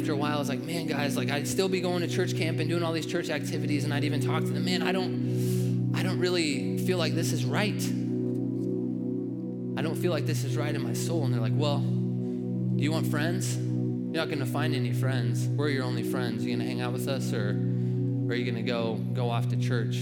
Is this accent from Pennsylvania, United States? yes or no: no; Nebraska, United States; I was raised in Nebraska